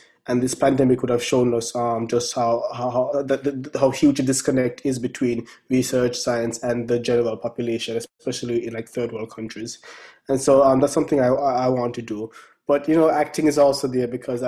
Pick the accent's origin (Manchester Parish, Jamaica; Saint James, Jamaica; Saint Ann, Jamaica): Saint Ann, Jamaica; Brown's Town; moved away as an adult; now in United States; growing up in Brownstown